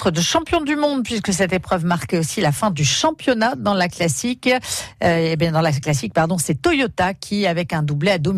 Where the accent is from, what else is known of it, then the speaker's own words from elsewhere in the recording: Namur, Wallonia, Belgium; On vient de Belgique, d'un de Namur.